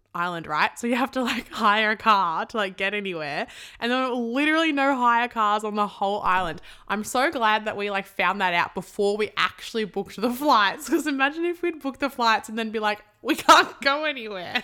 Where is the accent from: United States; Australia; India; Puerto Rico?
Australia; Sydney, New South Wales; I'm from Sydney